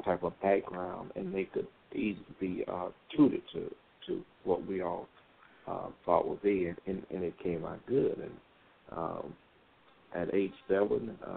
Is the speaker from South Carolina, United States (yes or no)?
yes; Greenville, South Carolina, United States; also born or lived in Fayetteville, North Carolina; now in Dallas, United States; I'm originally from Fayetteville, Greenville, South Carolina, then migrated to Fayetteville, North Carolina